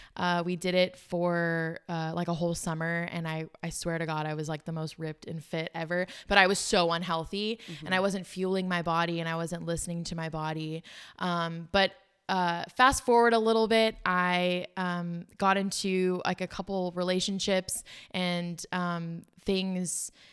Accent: South Africa; now in United States; but my family, we are from South Africa. And so there was always this like finish your plate mindset growing up. I think that was from we did struggle when we first moved to America.

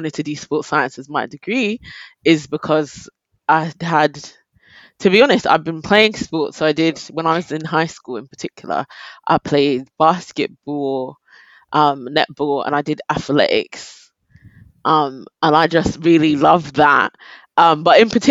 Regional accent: London, United Kingdom; I'm from South London, Croydon specifically.

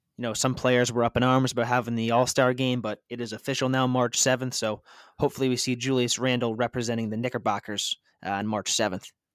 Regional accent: Connecticut, United States; we're from Connecticut

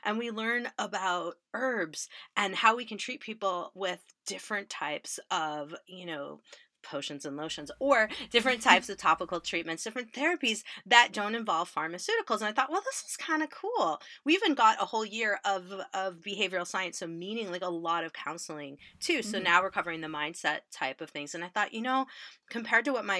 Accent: Illinois, United States; I grew up in Illinois. We're very Midwest

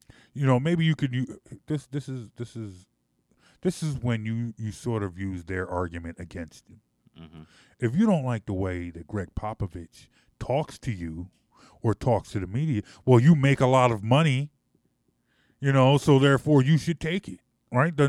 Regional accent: United States; as an American

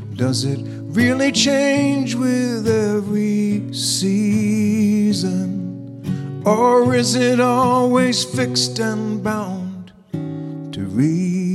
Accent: New Jersey, United States; moved away as an adult; also born or lived in Bethlehem, Pennsylvania; I grew up in New Jersey.

